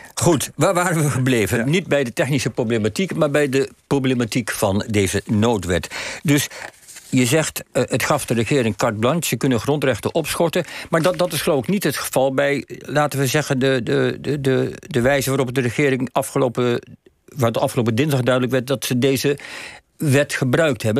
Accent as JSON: {"language": "Dutch", "country": "Netherlands", "said": "wij als Nederlanders"}